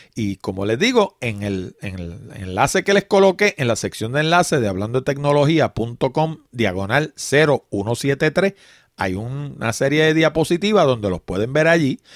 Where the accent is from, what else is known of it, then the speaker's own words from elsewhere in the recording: Puerto Rico; en Puerto Rico, en particular, hablo de mi país